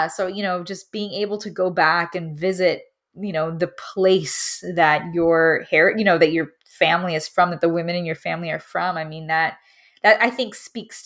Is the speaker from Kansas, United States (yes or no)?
no; Miami, Florida, United States; moved away; growing up in Miami, it's a very Caribbean climate